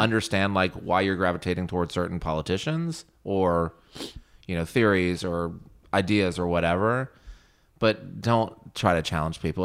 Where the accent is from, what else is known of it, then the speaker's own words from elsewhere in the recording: Virginia, United States; I'm from Virginia, so it's like a north, south